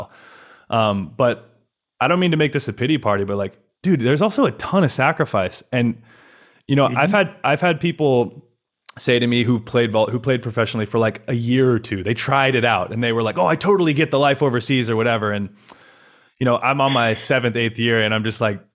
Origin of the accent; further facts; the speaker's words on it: California, United States; moved away as an adult; now in Poland; I grew up in California